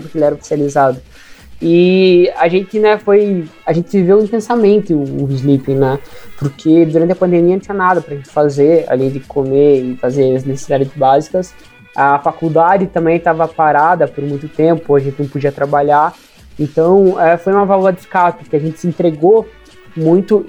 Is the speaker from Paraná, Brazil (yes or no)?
yes; Ponta Grossa, Paraná, Brazil; a gente é de Ponta Grossa ali, que é relativamente perto de Londrina